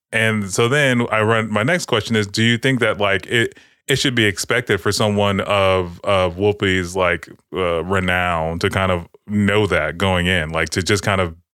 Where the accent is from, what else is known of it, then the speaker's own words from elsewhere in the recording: Los Angeles, California, United States; Uh, but I, am I'm, I'm from Watts. They don't have Bloods there.